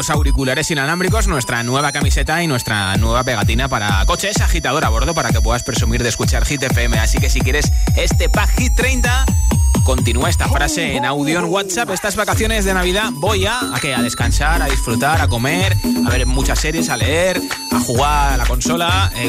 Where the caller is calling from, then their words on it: Aranjuez, Community of Madrid, Spain; Hola, Josué … de Aranjuez y estas navidades eh, lo que voy a hacer es